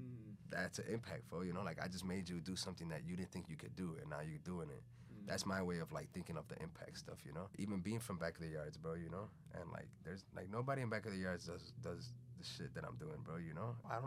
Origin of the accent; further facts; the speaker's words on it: Venezuela; English is a second language; now in United States; Maybe because I came from Venezuela and it was like a big culture shock and I knew that there was something else.